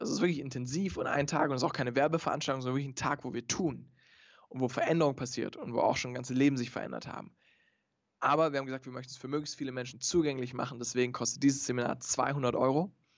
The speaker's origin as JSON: {"language": "German", "town": "Stuttgart", "region": "Baden-Württemberg", "country": "Germany", "said": "ich komme aus Stuttgart"}